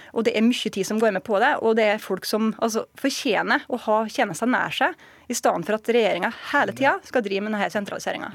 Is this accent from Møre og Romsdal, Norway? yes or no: yes; Surnadal, Møre og Romsdal, Norway; i hjemkommunen min, som er Surnadal